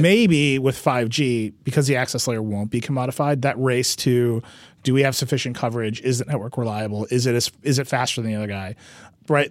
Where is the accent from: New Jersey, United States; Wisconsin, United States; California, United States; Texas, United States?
Wisconsin, United States; Mount Pleasant; moved away; the place that I grew up